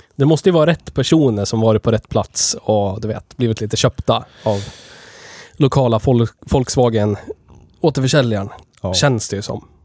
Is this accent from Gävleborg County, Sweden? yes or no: yes; Gävle, Gävleborg County, Sweden; vi är ju från Gävle, vi spelar in det här i Gävle